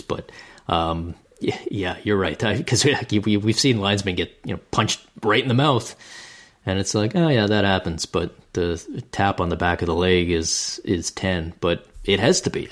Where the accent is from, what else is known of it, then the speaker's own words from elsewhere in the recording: Canada; being the Canadian that I am